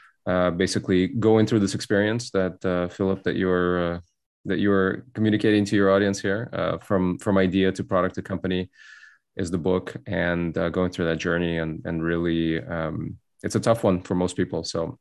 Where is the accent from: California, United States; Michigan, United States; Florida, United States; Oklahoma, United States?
California, United States; Cupertino; also born or lived in Soviet Union; My family immigrated from the Soviet Union when I was a child. I grew up in Bay Area in Cupertino, went to Homestead High School